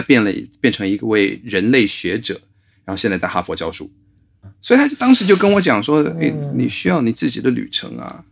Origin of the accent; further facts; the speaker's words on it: New York, United States; moved away as an adult; now in Taiwan; 我是一辈子在纽约长大的